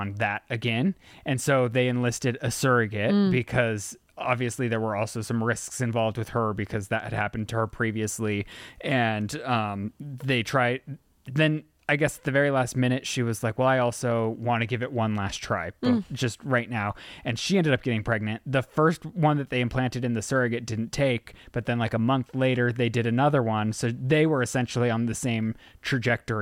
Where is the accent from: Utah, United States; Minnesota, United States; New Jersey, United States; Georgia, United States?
Utah, United States; Salt Lake City; I was born in Salt Lake City, Utah